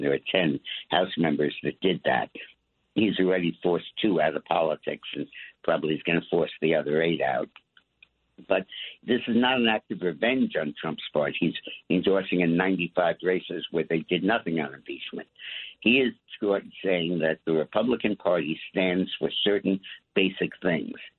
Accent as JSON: {"language": "English", "town": "New York City", "region": "New York", "country": "United States", "said": "I'm a New Yorker"}